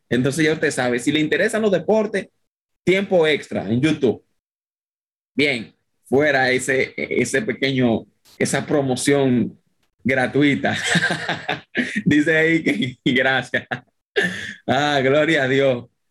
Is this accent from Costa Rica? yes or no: no; Dominican Republic; soy dominicano, no soy venezolano ni colombiano